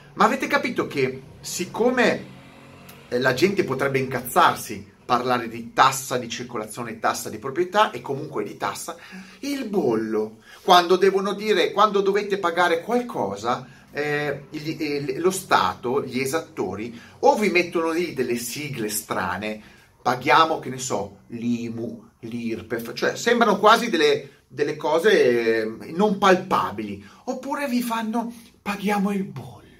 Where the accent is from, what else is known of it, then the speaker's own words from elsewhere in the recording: Italy; moved away as an adult; now in Canary Islands, Spain; Non è che sono nato in Italia, e devo morire in Italia